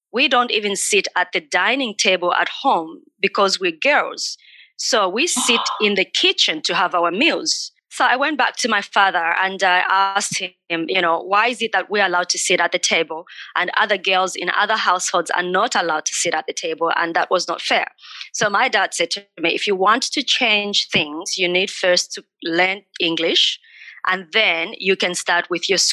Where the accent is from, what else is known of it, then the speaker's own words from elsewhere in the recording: Katete, Eastern Province, Zambia; moved away; I was born in Zambia in a small country town called Katete, a small population.